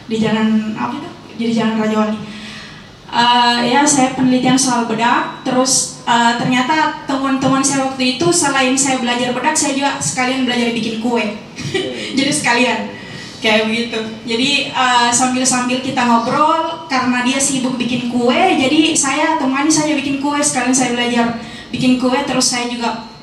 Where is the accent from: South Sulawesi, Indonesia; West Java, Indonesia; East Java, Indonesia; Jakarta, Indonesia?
South Sulawesi, Indonesia; saya refleksi juga pengalamanku di rumah di kampung saya di Luwu.